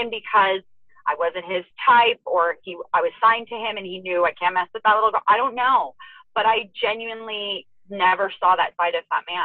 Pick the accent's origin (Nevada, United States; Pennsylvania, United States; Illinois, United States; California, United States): Nevada, United States; Las Vegas; I enjoyed growing up in Vegas